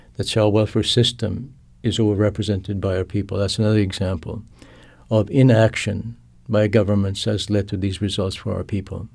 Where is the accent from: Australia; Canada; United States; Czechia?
Canada; first language Cree; English is a second language; I'm also a Cree person. I grew, that my, my first language is Cree